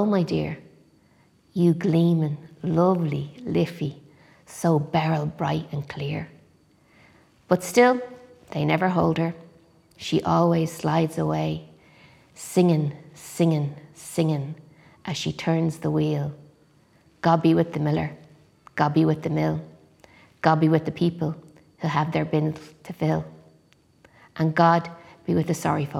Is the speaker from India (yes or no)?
no; Dublin, Leinster, Ireland; I grew up in Finglas beside the River Talca